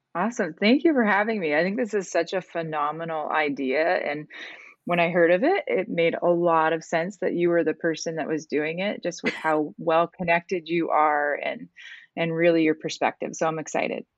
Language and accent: English; Canada; moved away as an adult; I'm originally from Canada